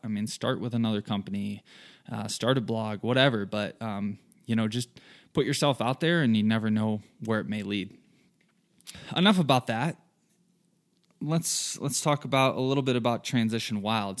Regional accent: southern Michigan, United States; moved away as an adult; now in Colorado, United States; I'm originally from Michigan. Grew up there in a small town, southern Michigan, lots of farm fields.

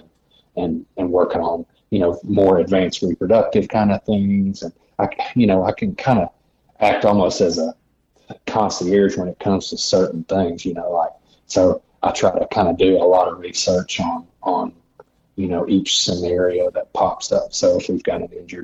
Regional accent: Searcy, Arkansas, United States; also born or lived in Little Rock, Arkansas / Mountain View, Arkansas; I grew up in Searcy, Arkansas, which is about an hour north of Little Rock, Arkansas

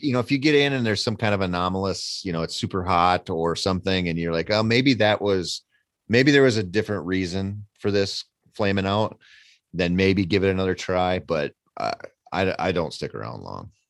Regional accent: Minnesota, United States; I come from Minnesota

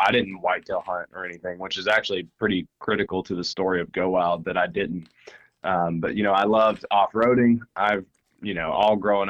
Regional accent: Kentucky, United States; I was born in Harlan County, grew up in Appalachia, and love Appalachia. Still going back. I got family there.

